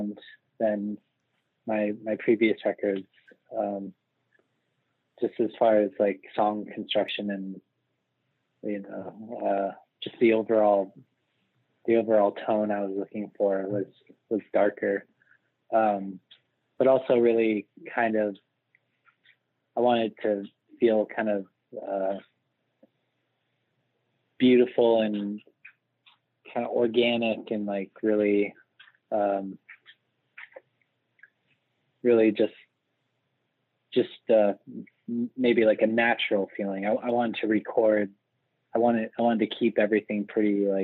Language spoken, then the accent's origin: English; Laguna Beach, California, United States; also born or lived in Los Angeles; I was born in Los Angeles, and then I grew up in Orange County, down, it's like about an hour south of Los Angeles, in a small town called Laguna Beach